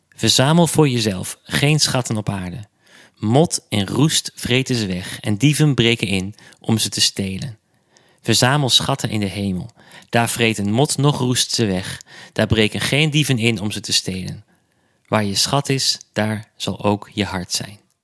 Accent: Enschede, Overijssel, Netherlands; mijn geboortestad Enschede

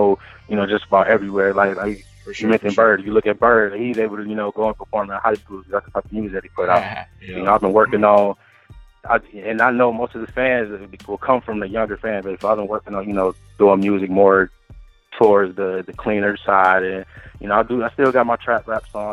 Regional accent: Detroit, Michigan, United States; also born or lived in Bowling Green, Ohio; now in Columbus, United States; I'm from Detroit, but I'm living in, I stay in Columbus right now.

